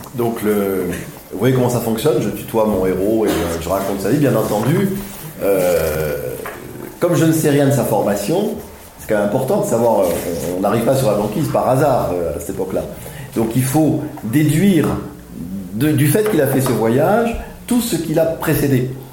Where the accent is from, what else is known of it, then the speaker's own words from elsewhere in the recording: Aix-en-Provence, Provence-Alpes-Côte d'Azur, France; moved away; je suis né à Aix-en-Provence, euh, enfin j'ai grandi à Aix-en-Provence